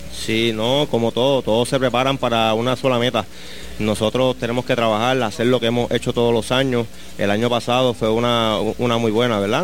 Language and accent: Spanish; Juana Díaz, Puerto Rico; toda la vida, mi pueblo, que ha sido Juana Díaz